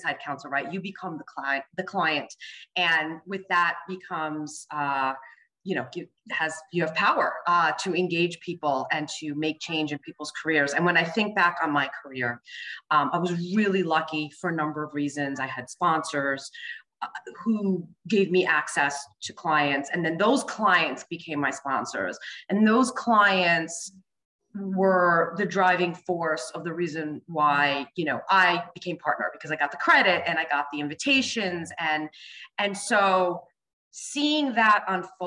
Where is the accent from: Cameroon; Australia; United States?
United States; New York City, New York; also born or lived in Boston; I was born and raised in Brooklyn, New York, to parents who immigrated here from the island of Cyprus.